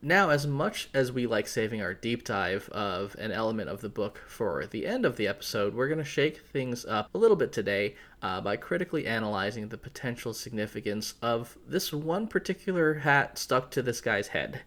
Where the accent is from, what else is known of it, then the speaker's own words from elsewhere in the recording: New England, United States; growing up in New England